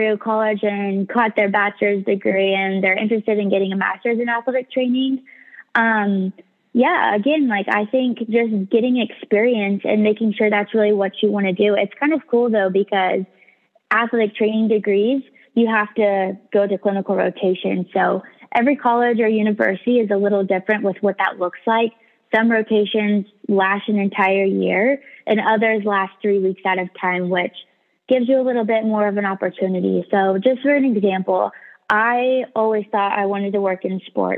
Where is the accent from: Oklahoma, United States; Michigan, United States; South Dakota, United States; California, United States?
Oklahoma, United States; Tulsa; moved away as an adult; also born or lived in Arizona; Tulsa is my hometown